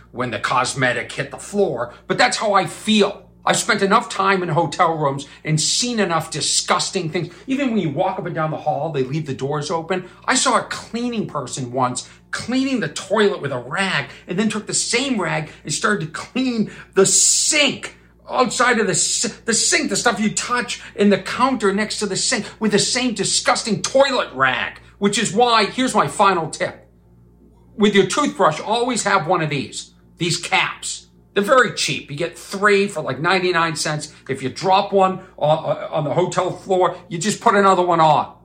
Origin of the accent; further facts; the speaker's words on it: Boston, Massachusetts, United States; accent: Boston; that's my Boston accent